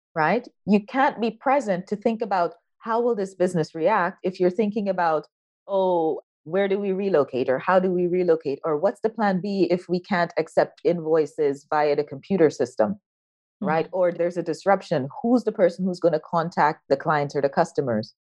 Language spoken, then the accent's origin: English; Guyana; moved away as an adult; also born or lived in United States; I was born in South America, a little country by the name of Guyana. That's where I was born, grew up, went to high school, but then I went to university in the US.